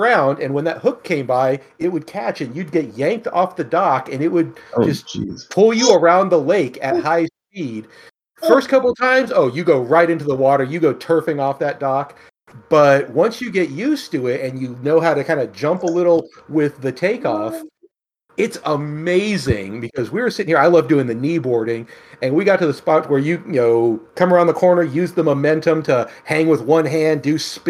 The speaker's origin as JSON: {"language": "English", "region": "California", "country": "United States", "tie": "born or raised there", "moved": "yes", "lives_now": "Missouri, United States", "said": "my hometown in California."}